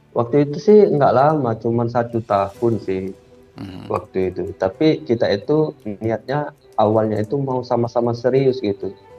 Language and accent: Indonesian; Palembang, South Sumatra, Indonesia; also born or lived in Medan; saya itu dari Palembang ke Medan